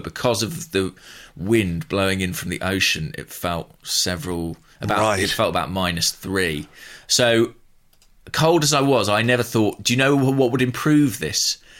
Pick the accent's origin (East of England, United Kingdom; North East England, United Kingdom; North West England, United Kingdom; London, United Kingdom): East of England, United Kingdom; Borehamwood; My hometown club, Boreham Wood.